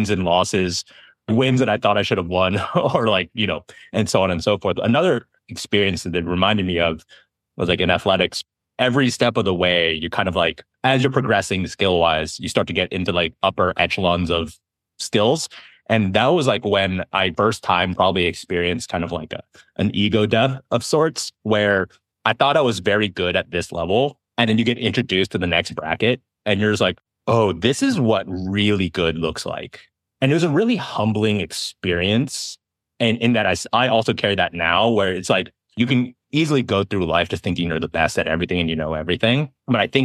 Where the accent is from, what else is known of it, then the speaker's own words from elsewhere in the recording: Berkeley, California, United States; In the Bay Area, growing up in Berkeley